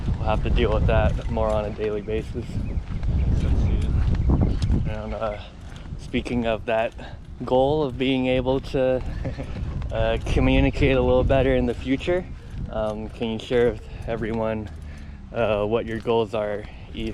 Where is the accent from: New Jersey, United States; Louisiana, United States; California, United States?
California, United States; Santa Cruz; growing up in Santa Cruz, where there's definitely like almost like no Asian yeah. people